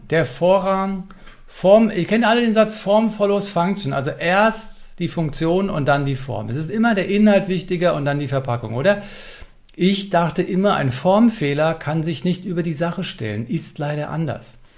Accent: Berlin, Germany; Hat Frankfurt mich als Berliner ausreichend informiert?

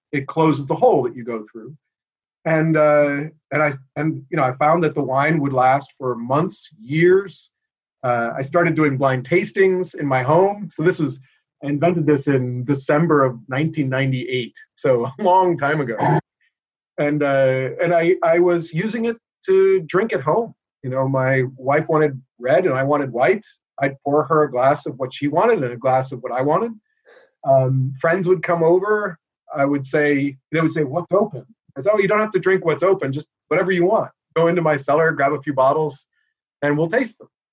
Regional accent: New York City, New York, United States; moved away as an adult; now in Boston, United States; I grew up here in the United States. I was born in New York City

